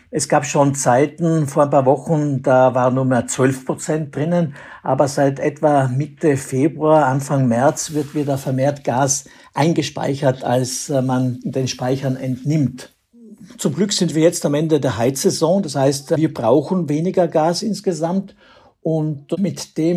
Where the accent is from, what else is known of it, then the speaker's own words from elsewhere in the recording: Austria; Wäre das bei uns in Österreich der Fall, dann wäre das ein Fall für die sogenannte Energielenkung.